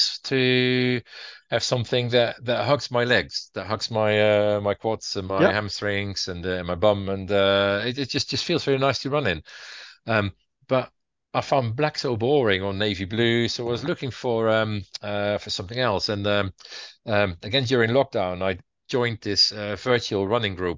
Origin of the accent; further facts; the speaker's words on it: Utrecht, Netherlands; moved away as an adult; now in Southsea, United Kingdom; Utrecht, my hometown in the Netherlands